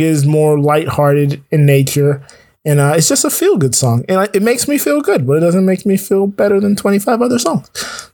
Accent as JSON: {"language": "English", "region": "Florida", "country": "United States", "moved": "yes", "said": "Florida originally and identify as a Southerner"}